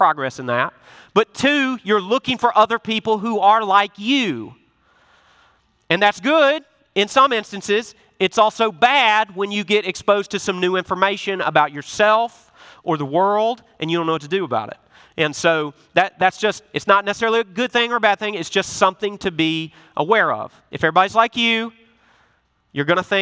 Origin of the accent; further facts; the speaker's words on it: Memphis, Tennessee, United States; I'm from Memphis, Tennessee. I got an accent